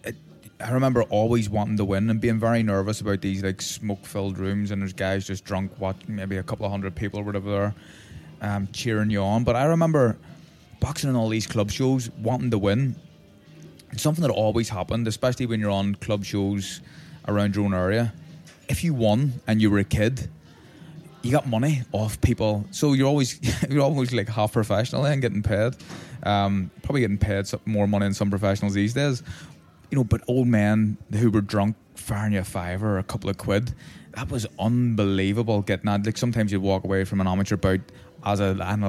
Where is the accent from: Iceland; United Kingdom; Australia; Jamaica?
United Kingdom; Belfast, Northern Ireland; I'm Protestant from Tigers Bay